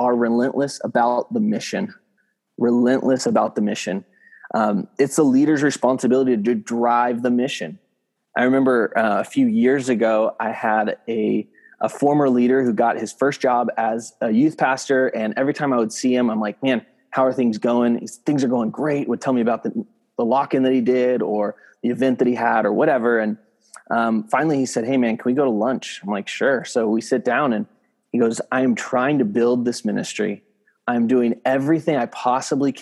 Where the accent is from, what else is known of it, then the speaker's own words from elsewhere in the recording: San Diego, California, United States; moved away as an adult; also born or lived in San Francisco Bay Area; now in San Francisco, United States; I'm at a church up in San Francisco area. So about 8 hours north of where I grew up in San Diego